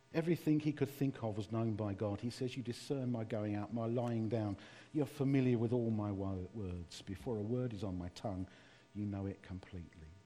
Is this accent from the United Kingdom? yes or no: yes; London, United Kingdom; accent: East London; my East London accent